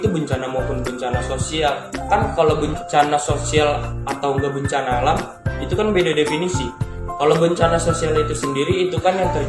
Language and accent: Indonesian; Ambon, Maluku, Indonesia; kebetulan saya dari Ambon